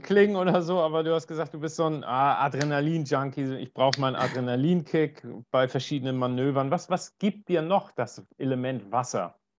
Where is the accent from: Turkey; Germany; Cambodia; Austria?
Germany; Northern Germany; ich komme ja aus Norddeutschland